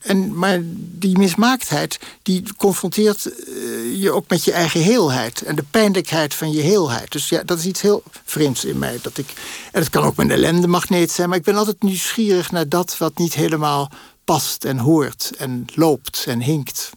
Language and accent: Dutch; Netherlands; also born or lived in Paris; wij dan als Nederlanders